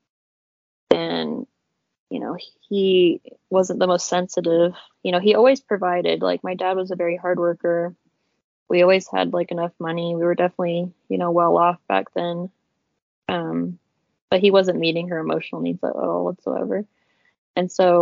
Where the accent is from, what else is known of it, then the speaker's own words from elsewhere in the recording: Murray, Utah, United States; I was born in 94 in Murray, Utah.